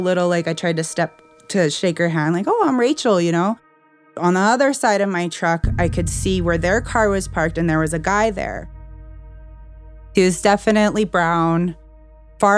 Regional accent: Blood Reserve, Alberta, Canada; I'm a member of the Blood Tribe. Because I'm from the Blood Reserve, I have a lot of friends and family on both sides

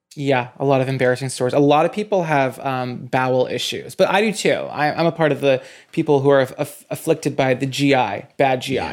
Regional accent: New Bedford, Massachusetts, United States; I'm from, I'm from New Bedford.

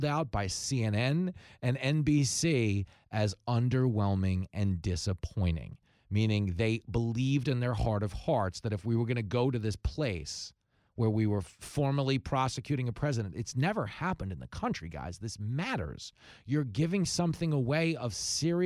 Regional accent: New Yorker, United States; as a New Yorker

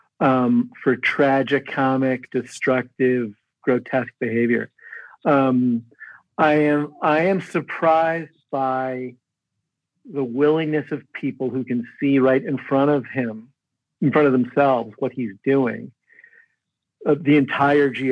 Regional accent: Midwest, United States; moved away; I grew up in the Midwest

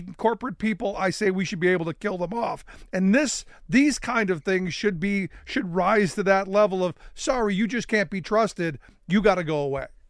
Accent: Cleveland, Ohio, United States; I grew up in Cleveland

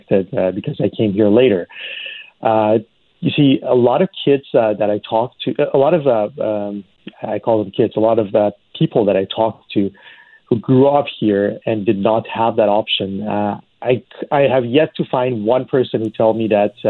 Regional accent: Iran; moved away as an adult; now in Canada; I grew up in Iran.

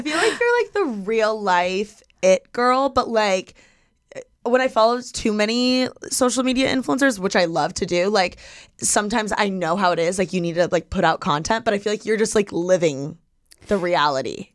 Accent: Midwest, United States; I'm from the Midwest. Like, I grew up with, like, the sports, the seasons

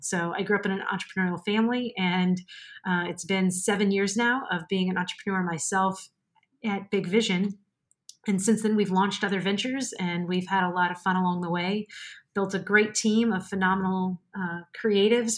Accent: New Orleans, Louisiana, United States; moved away as an adult; also born or lived in Mobile, Alabama / Central Virginia / Melbourne, Florida; now in Orlando, United States; I am a Cajun from a very swampy town right outside of New Orleans

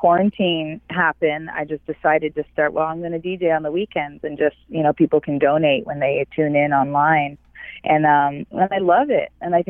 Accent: near Rama, central Ontario, Canada; moved away as an adult; also born or lived in Los Angeles, California; now in Ojai, United States; because I'm originally from Canada. I'm from, Ontario, and I was raised right next to a native reservation called Rama. And this is in central Ontario.

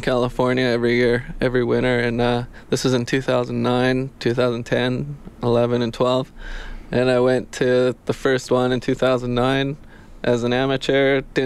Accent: Didsbury, Alberta, Canada; I grew up in Didsbury, Alberta, just on a farm east of it

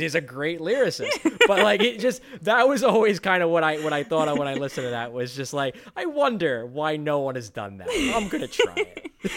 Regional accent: United States; we are American, we grew up here

